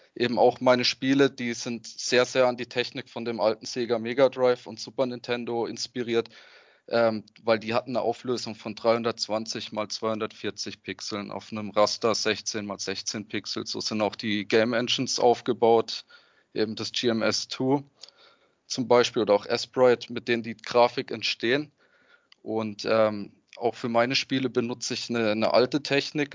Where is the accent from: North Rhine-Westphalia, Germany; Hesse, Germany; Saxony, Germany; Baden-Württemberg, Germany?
Baden-Württemberg, Germany; Freiburg; Ich komme aus Freiburg beim schönen Schwarzwald